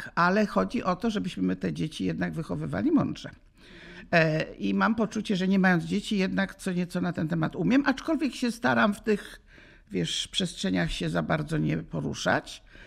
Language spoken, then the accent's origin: Polish; Łódź, Łódź Voivodeship, Poland; żegnałam się z parkami w Łodzi, bo jestem z Łodzi